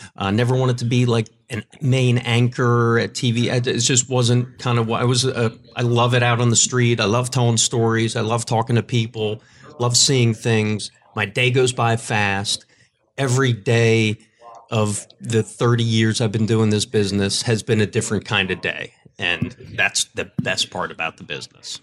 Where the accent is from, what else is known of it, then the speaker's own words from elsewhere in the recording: Philadelphia, Pennsylvania, United States; moved away as an adult; also born or lived in Lancaster, Pennsylvania / Richmond, Virginia / Tampa / Minneapolis; I moved back to, to Philadelphia, my hometown